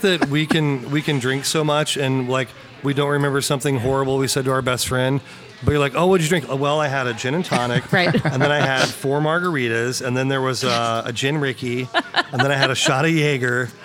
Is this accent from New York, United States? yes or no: no; Lexington, Missouri, United States; I'm from Lexington, Missouri